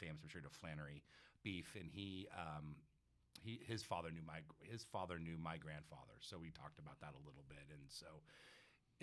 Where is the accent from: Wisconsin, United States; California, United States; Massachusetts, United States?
California, United States; San Mateo; San Mateo, California. We represent 415 in the old days, now 650. So yeah, I had a great time growing up there.